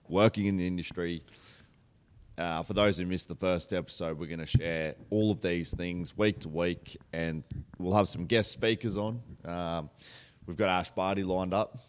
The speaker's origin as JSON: {"language": "English", "country": "Australia", "tie": "born or raised there", "said": "We're obviously both brought up in country towns"}